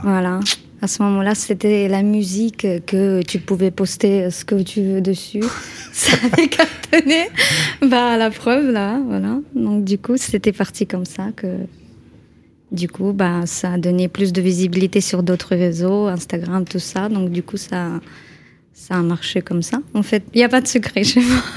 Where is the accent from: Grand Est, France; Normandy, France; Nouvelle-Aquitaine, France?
Normandy, France; je viens de Haute-Normandie